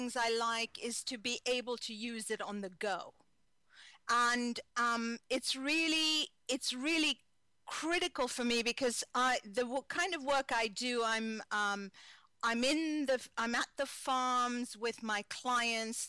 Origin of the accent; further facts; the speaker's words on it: Kenya; moved away as an adult; now in United States; I was born in Kenya, East Africa